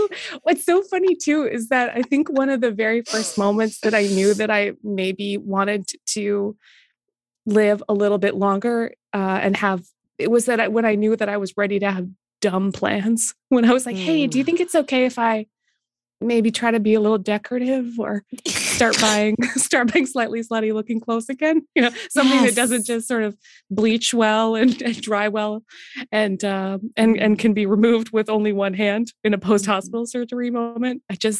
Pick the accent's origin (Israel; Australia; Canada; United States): Canada